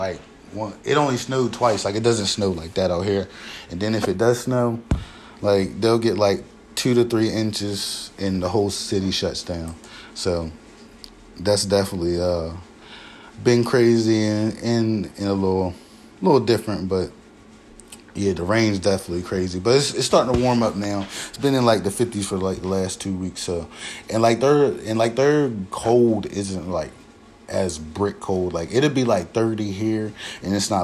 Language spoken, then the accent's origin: English; Laurel, Delaware, United States; moved away as an adult; now in Portland, United States; I'm from Laurel